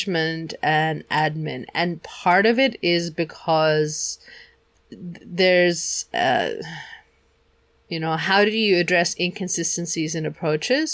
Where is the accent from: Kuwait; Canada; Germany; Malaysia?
Germany; we grew up in Germany